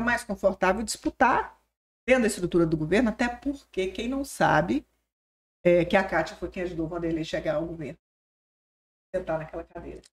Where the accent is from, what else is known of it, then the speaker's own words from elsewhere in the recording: southwest Goiás, Brazil; moved away as an adult; also born or lived in Goiânia; now in Tocantins, Brazil; Eu sou de Goiás antes da divisão. Lá do sudoeste goiano